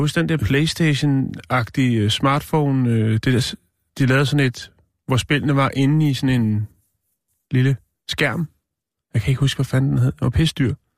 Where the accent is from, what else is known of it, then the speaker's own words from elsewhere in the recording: Denmark; jeg er fra Danmark